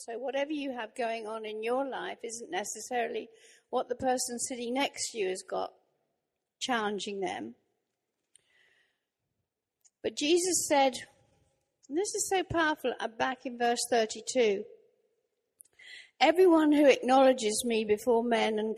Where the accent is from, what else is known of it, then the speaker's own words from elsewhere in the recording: Norwich, East of England, United Kingdom; I'm actually from Norwich in Norfolk